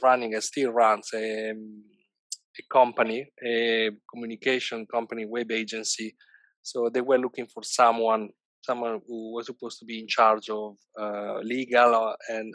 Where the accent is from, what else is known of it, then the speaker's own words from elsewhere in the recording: Bologna, Emilia-Romagna, Italy; moved away as an adult; now in London, United Kingdom; I'm currently living in London, and I come from Italy, and in particular, I come from Bologna